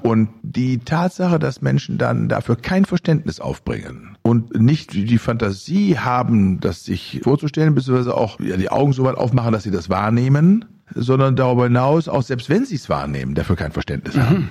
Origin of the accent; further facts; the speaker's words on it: Germany; bei uns in Deutschland